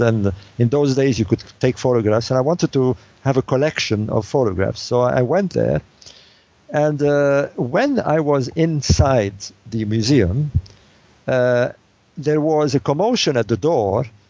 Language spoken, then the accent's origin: English; Alexandria, Alexandria Governorate, Egypt; moved away; I was born in Egypt in the city of Alexandria